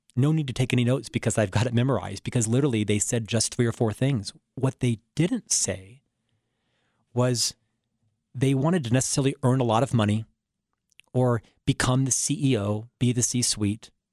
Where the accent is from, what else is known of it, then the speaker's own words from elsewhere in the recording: Orlando, Florida, United States; moved away; I was born in Orlando, Florida, an upper middle class family